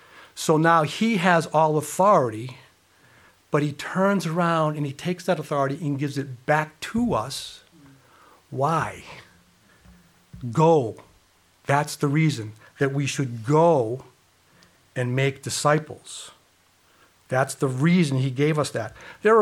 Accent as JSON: {"language": "English", "town": "Worcester", "region": "Massachusetts", "country": "United States", "tie": "born or raised there", "said": "Let me share my testimony with you. I grew up in Worcester, had a mother and father, have a mother, they're still alive, they're 93."}